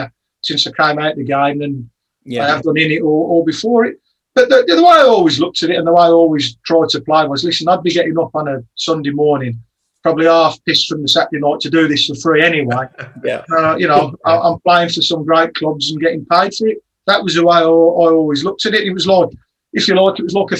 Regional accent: Birmingham, West Midlands, United Kingdom; I always remember my hometown club, Birmingham City

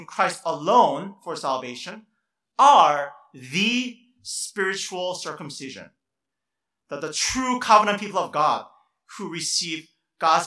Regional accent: South Korea; moved away; I grew up in Korea in my childhood

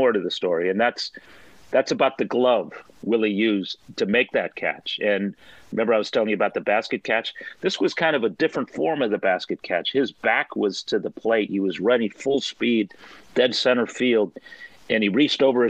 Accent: San Francisco Bay Area, California, United States; I grew up in the San Francisco Bay Area

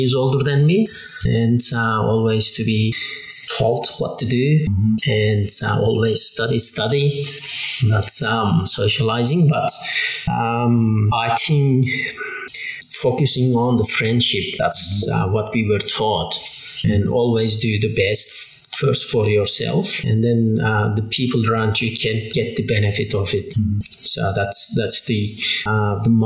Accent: Turkey; English is a second language; moved away as an adult; also born or lived in England; now in Hobart, Australia; I'm from Turkey, and I have been living in Tasmania 19 years

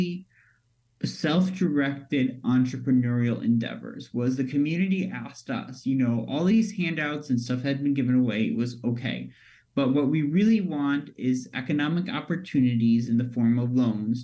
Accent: Naperville, Illinois, United States; I'm born and raised in Naperville

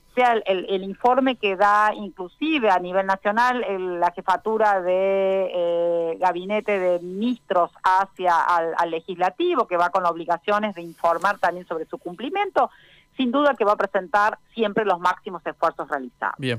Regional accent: Argentina; en nuestro caso, un país federal como es Argentina

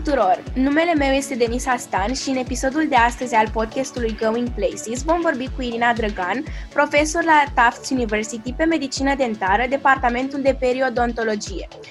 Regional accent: Romania; lumea în care am trăit noi ca și români

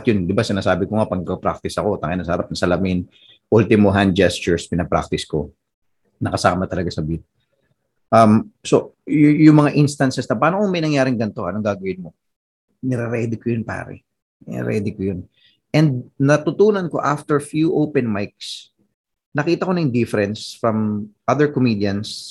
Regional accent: Philippines; Ikaw, tiga Tondo, ako tiga probinsya

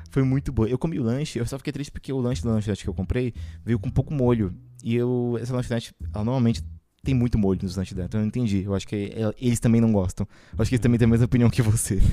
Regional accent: São Paulo, Brazil; Que somos de São Paulo, né?

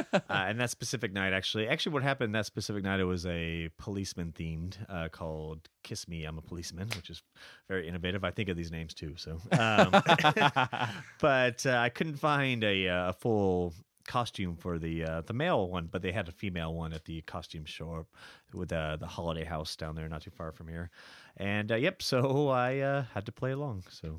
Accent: California, United States; moved away as an adult; also born or lived in San Francisco; now in Shanghai, China; I am from California originally.

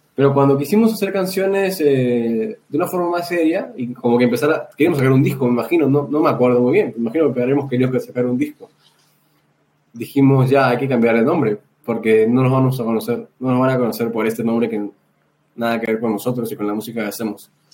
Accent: Lima, Peru; porque nosotros somos de San Juan de Miraflores

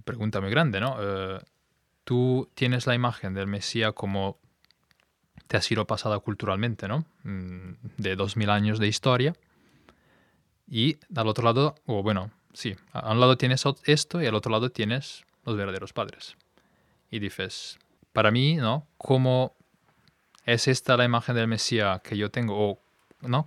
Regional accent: Milan, Lombardy, Italy; Spanish is a second language; moved away as an adult; now in Spain; soy italiano, de hecho em, digamos, nuevo español, porque me he mudado aquí con mi mujer hace unos meses. Y antes venía de, Italia, de Milán.

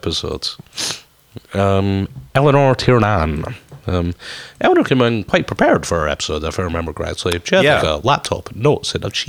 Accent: Scotland, United Kingdom; he's one of our fellow Scots

